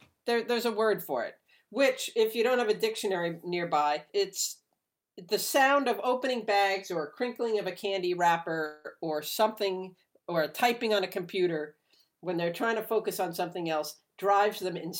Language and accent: English; New York City, New York, United States; Andy, you and I grew up in New York City.